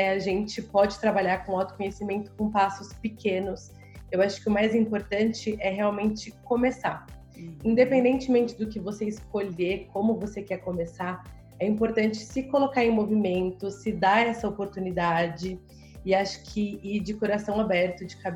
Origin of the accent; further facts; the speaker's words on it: São Paulo, Brazil; eu sou de São Paulo, então aqui também assim é uma correria muito grande